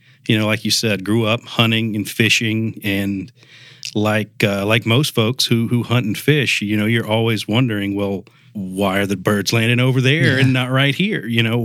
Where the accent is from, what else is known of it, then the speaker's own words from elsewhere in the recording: Mobile, Alabama, United States; moved away as an adult; also born or lived in New Jersey; now in Ithaca, United States; I'm from Mobile, Alabama.